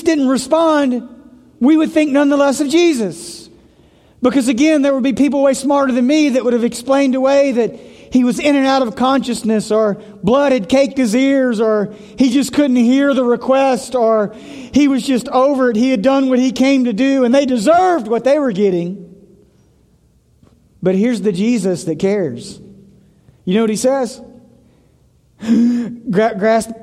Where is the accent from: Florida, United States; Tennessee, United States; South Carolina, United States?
Tennessee, United States; moved away; I'm from Tennessee